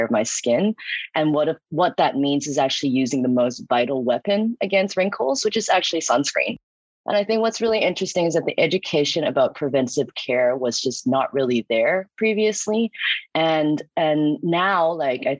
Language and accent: English; Hong Kong; moved away; also born or lived in New York; I'm from Hong Kong and I graduated from New York University